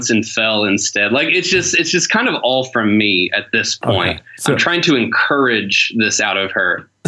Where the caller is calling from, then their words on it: Detroit, Michigan, United States; I am calling you from uh, South Detroit.